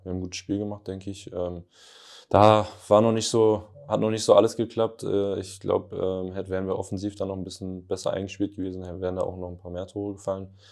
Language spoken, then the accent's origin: German; Northern Germany, Germany; moved away as an adult; also born or lived in Lüneburg / Hamburg / Lübeck; now in Ingolstadt, Germany; bei uns im Norden